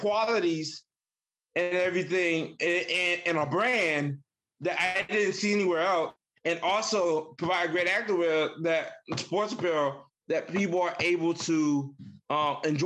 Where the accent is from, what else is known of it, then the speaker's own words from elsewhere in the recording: Michigan, United States; I was raised in Michigan, even though I'm not from Michigan originally, but I was raised in Michigan